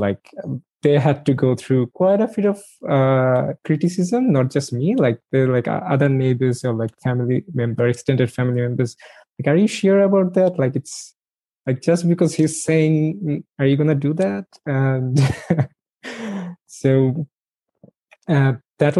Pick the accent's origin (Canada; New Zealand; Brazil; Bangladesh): Bangladesh; moved away as an adult; now in Melbourne, Australia; I grew up in Bangladesh and in a joint family.